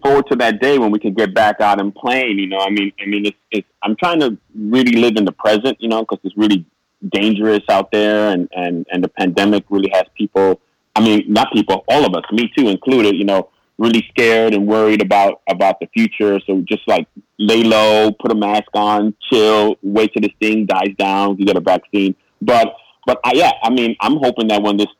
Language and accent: English; New York City, New York, United States; I'm born and raised in New York City